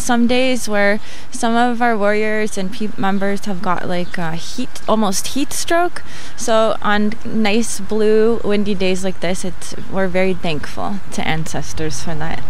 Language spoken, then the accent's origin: English; Toronto, Ontario, Canada; I'm from Toronto